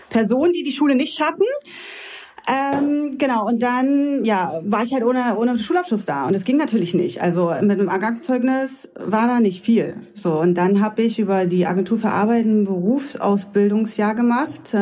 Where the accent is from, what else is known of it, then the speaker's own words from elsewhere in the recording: Lübbenau, Brandenburg, Germany; also born or lived in Cottbus; Also ich komme ja ganz aus dem Spreewald {S0} ja. unten {S1} ursprünglich, bin dann von Lübbenau weggezogen in ein kleines Dörfchen, weil ähm, ich ja dann irgendwo untergebracht werden musste. Ich war ja noch 16